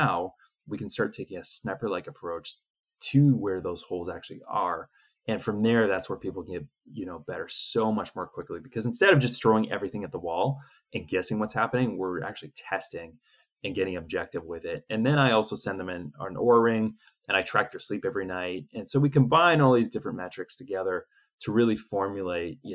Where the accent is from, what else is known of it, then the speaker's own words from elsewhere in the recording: Canada; I'm originally from Canada. Yeah, some people can tell from my accent